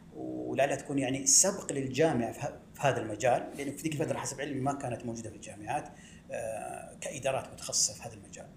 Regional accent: Medina, Medina Province, Saudi Arabia; also born or lived in Jeddah; ولدت في المدينة المنورة وترعرعت فيها بين حواريها

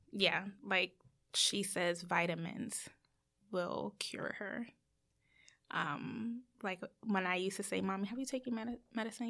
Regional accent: United States; as Americans

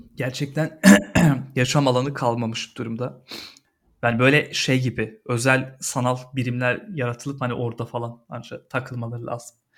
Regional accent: Istanbul, Turkey; benim doğduğum serpildiğim toprak.

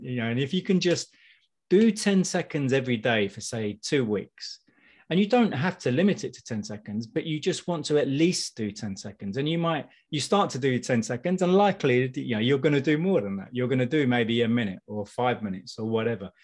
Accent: United Kingdom; I'm I'm British.

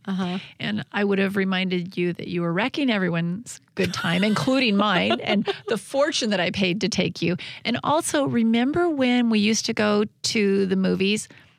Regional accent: Olympia, Washington, United States; Brewery means beer to me because I grew up in Olympia area.

